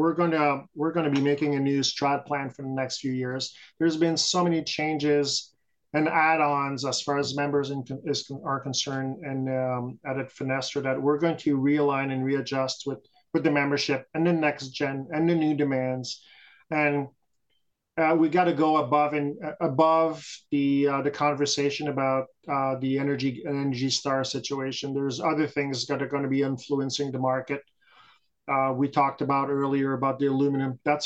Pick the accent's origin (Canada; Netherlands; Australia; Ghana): Canada; So we're a Canadian group, yeah. And we like to focus on that. We're very proud Canadians throughout the country.